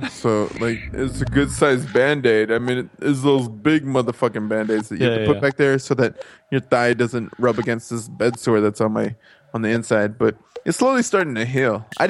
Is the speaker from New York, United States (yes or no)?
no; San Angelo, Texas, United States; I live in San Angelo, Texas.